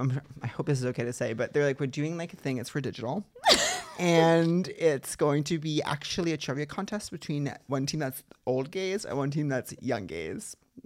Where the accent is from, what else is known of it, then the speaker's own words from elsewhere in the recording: Long Island, New York, United States; moved away as an adult; now in Los Angeles, United States; I grew up on Long Island, which is like not New York, but it's close enough.